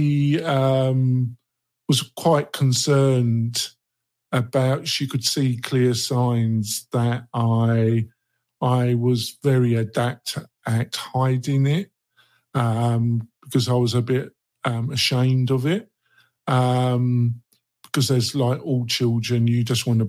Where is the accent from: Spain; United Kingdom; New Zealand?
United Kingdom; London; moved away; I was brought up in the borough of Redbridge, the nearest in a suburb, a commuter area called Barkingside, which is northeast London.